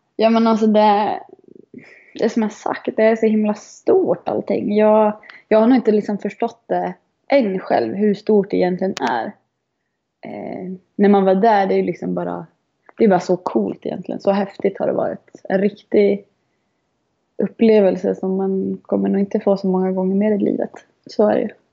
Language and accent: Swedish; Malung, Dalarna County, Sweden; jag är uppvuxen i Malung